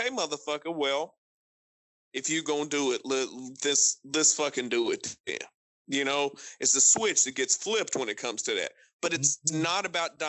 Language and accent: English; Appalachia, United States; I'm an Appalachian American. I am Melungeon through and fucking through